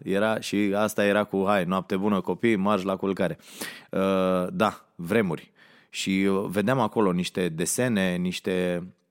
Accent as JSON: {"language": "Romanian", "town": "Ploiești", "region": "Prahova", "country": "Romania", "tie": "born or raised there", "said": "m-am născut la Ploiești"}